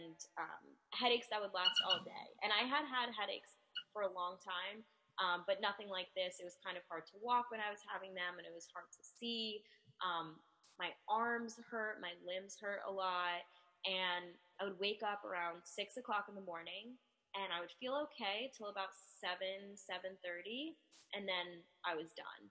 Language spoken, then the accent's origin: English; New Jersey, United States; I am from New Jersey, and I'm an identical twin